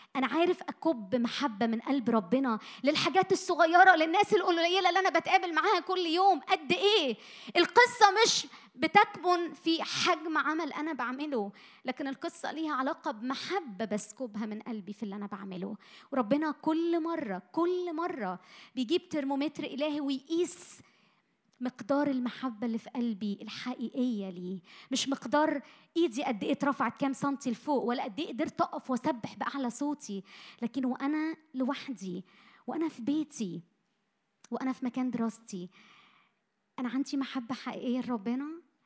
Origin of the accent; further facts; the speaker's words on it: Egypt; اتولدنا وعشنا وتربينا في مصر